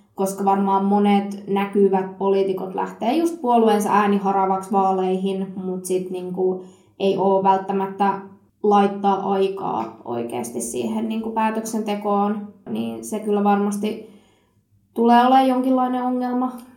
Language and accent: Finnish; Satakunta, Finland; Mä oon itse kotoisin tosi tosi pieneltä kutistuvalta paikkakunnalta tuolta satakunnasta